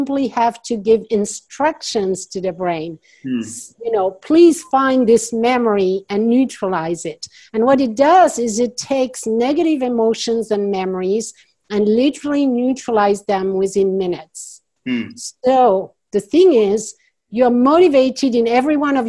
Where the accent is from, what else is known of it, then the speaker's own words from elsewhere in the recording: France; accent: French; English is a second language; now in United States; I'm French originally, so you hear my accent. Some people wonder, so I'm going to just say it. I am French, yes, but I live in the U.S. now